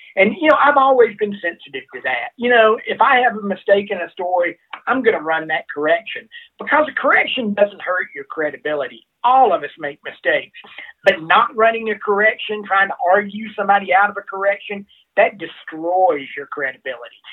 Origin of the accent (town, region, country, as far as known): Alabama, United States; born or raised there; moved away as an adult; also born or lived in Mississippi; now in Colorado, United States